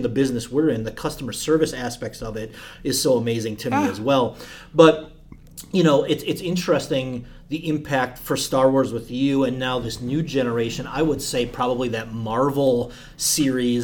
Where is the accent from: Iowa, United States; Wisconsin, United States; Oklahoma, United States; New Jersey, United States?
Wisconsin, United States; Elkhart Lake; moved away; where I grew up in Elkhart Lake